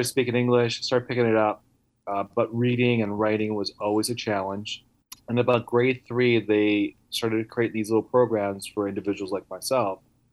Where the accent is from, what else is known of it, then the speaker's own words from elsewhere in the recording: Vancouver, British Columbia, Canada; first language Italian; English is a second language; now in Pennsylvania, United States; I was born in Canada, Vancouver